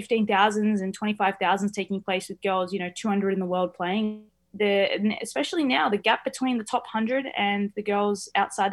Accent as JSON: {"language": "English", "country": "Australia", "said": "as an Australian"}